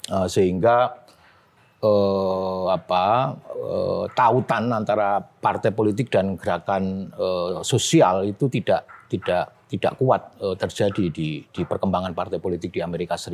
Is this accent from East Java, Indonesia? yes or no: yes; Madiun, East Java, Indonesia; moved away as an adult; also born or lived in Tokyo; now in Yogyakarta, Indonesia; Saya dari Madiun, Mas, Jawa Timur.